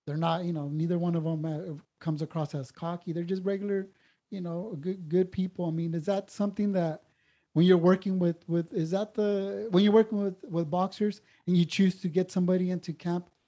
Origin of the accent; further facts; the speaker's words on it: San Diego, California, United States; being from San Diego